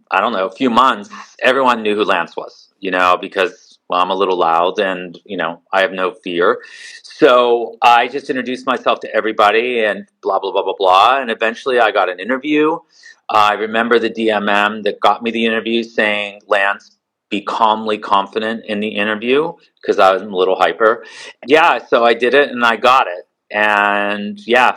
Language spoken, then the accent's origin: English; Pittsburgh, Pennsylvania, United States; moved away as an adult; also born or lived in New York City; I grew up in Pittsburgh, Pennsylvania